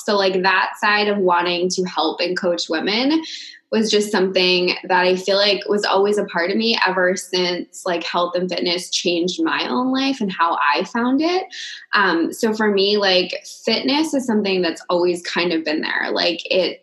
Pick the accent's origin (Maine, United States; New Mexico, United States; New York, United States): Maine, United States; now in California, United States; I live in California, but I grew up in Maine with Leah.